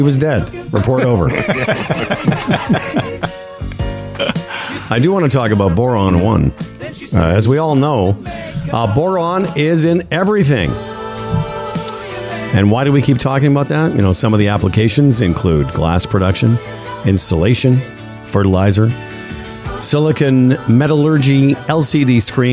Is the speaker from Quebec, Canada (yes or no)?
no; Moose Jaw, Saskatchewan, Canada; moved away; I grew up in Moose Jaw